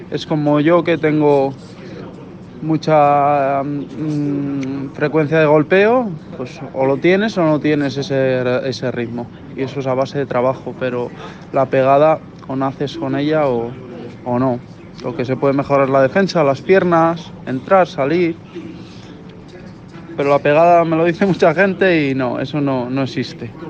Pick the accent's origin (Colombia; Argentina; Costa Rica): Argentina; Somos argentinos y los argentinos nos sobra de los huevos.